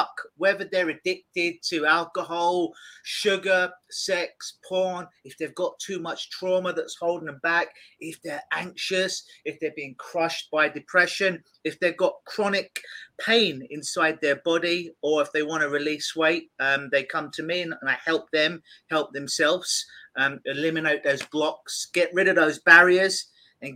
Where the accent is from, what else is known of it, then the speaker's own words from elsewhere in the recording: London, United Kingdom; now in Toronto, Canada; I'm from London, England, originally.